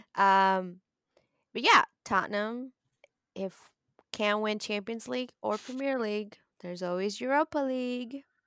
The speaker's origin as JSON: {"language": "English", "region": "Southwest", "country": "United States", "moved": "yes", "said": "I'm from the Southwest"}